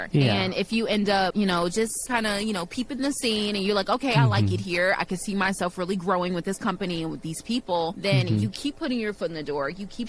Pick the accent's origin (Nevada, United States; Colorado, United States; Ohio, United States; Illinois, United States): Illinois, United States; Chicago; I'm from the south side of Chicago